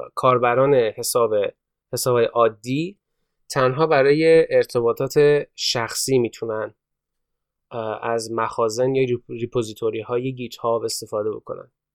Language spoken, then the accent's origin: Persian; Iran